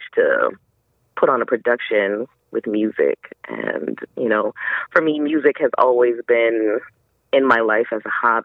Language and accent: English; Chicago, Illinois, United States; moved away as an adult; also born or lived in Jackson, Mississippi; I was born and raised in Chicago, Illinois